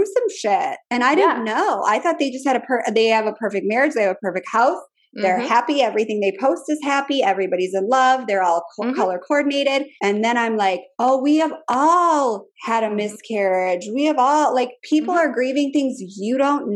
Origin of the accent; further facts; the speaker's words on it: Minnesota, United States; now in Richmond, United States; I'm from Minnesota